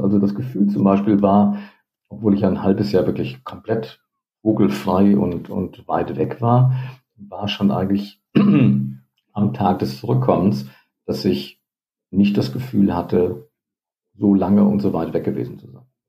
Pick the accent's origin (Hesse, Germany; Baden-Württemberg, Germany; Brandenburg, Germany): Hesse, Germany; Northern; Nordhessen, wo ich aufgewachsen bin